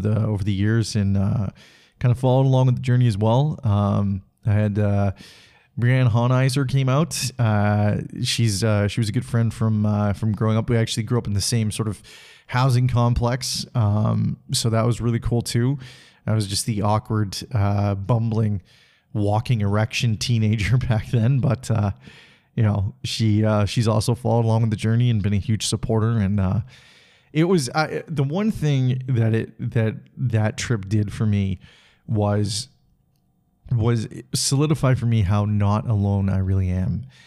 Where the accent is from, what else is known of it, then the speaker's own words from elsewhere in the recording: Salmon Arm, British Columbia, Canada; now in Calgary, Canada; I went to my hometown of Salmon Arm, BC